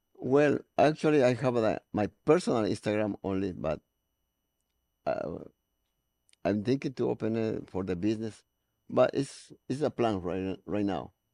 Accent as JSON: {"language": "English", "country": "Ecuador", "moved": "yes", "lives_now": "Los Angeles, United States", "said": "I am from Ecuador, South America"}